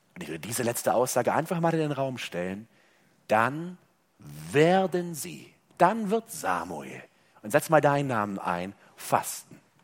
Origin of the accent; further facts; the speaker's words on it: Germany; bei uns in Deutschland